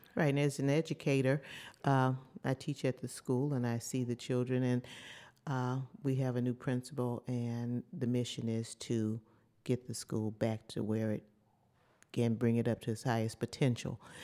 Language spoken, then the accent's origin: English; Gary, Indiana, United States; born or raised there; moved away as an adult